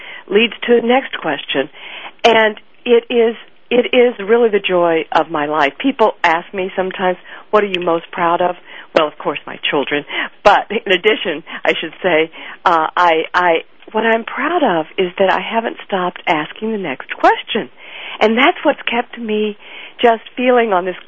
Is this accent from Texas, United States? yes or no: yes; Fort Worth, Texas, United States; I grew up in Texas, in Fort Worth, Texas, in the 1950s and 60s